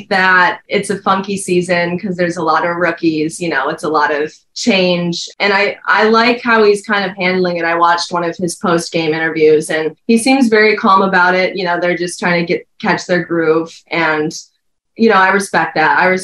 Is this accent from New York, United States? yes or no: no; Suamico, Wisconsin, United States; moved away as an adult; now in California, United States; I grew up in Suamico